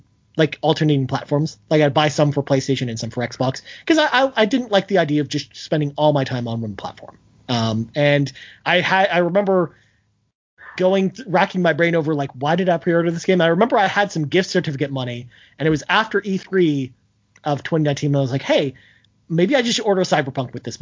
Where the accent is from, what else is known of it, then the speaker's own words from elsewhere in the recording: Toronto, Ontario, Canada; my hometown, Toronto, where I live